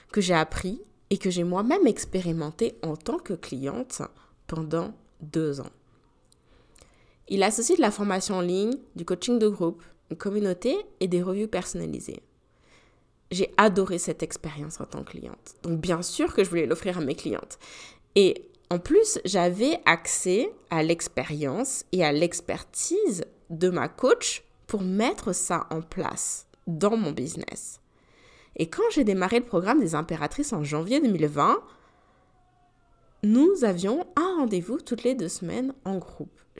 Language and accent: French; France; moved away; la visite de ma famille pour la première fois depuis que j'ai quitté la France, donc ça fait quand même sept ans